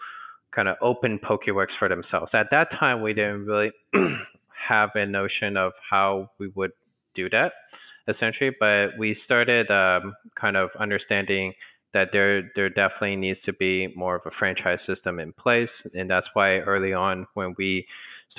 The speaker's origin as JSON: {"language": "English", "region": "Texas", "country": "United States", "tie": "born or raised there", "moved": "as an adult", "said": "I was born in Texas myself, but I grew up mostly in Texas, but after college, everywhere else."}